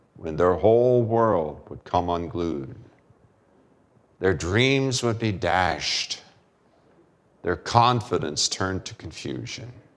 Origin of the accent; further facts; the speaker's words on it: United States; as American male